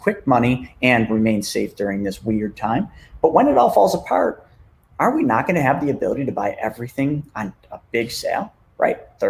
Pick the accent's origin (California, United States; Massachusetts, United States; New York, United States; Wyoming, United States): New York, United States; Buffalo; I'm from Buffalo, New York.